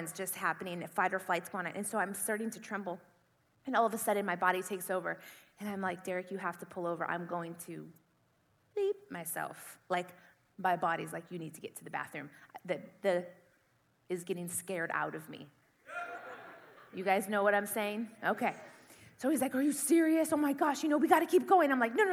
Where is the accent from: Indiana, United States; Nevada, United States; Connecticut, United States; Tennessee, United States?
Indiana, United States; moved away as an adult; also born or lived in California; I grew up in the Midwest. I grew up in Indiana